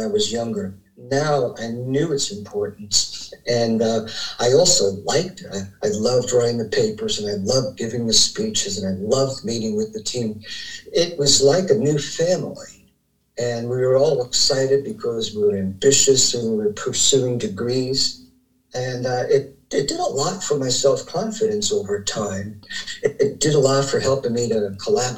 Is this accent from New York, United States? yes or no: no; New Jersey, United States; moved away; I grew up back in New Jersey in a family of seven